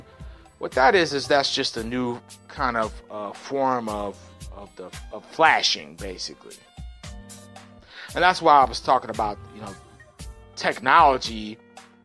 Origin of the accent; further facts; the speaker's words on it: Dallas, Texas, United States; I was born and raised in Dallas